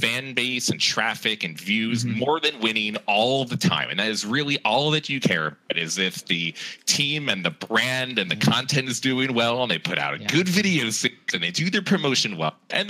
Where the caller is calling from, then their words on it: New York City, New York, United States; New York City, Manhattan.